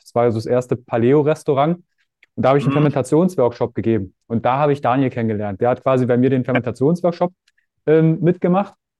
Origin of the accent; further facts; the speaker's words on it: Fürstenwalde, Brandenburg, Germany; Ich komme aus Fürstenwalde, Frankfurt Oder, das ist ein Katzensprung.